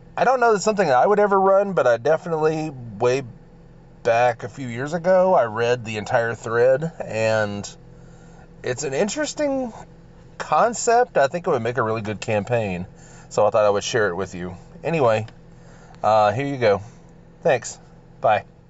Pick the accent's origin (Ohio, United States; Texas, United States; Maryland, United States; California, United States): Texas, United States; accent: drawl; I'm from Texas